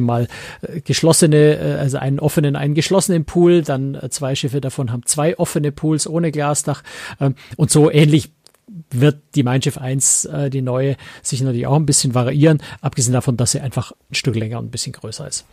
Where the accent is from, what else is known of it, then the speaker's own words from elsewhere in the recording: Germany; als Europäer, als Deutscher